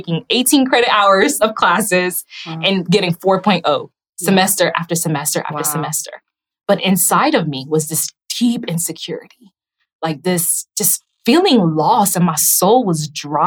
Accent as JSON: {"language": "English", "country": "Haiti", "tie": "born or raised there", "also_born_or_lived": "Raleigh, North Carolina", "moved": "yes", "said": "I was born in Haiti, and my uncle was actually an officer in Haiti"}